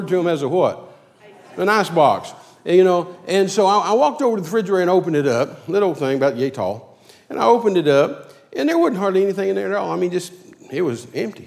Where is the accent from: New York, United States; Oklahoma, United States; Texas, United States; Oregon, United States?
Texas, United States; Midland; moved away; I was raised in Midland